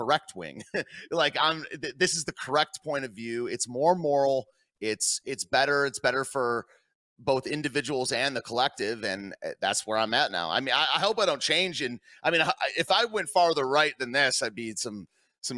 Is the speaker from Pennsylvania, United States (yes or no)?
no; Michigan, United States; moved away; also born or lived in Washington, D.C.; I was raised in Michigan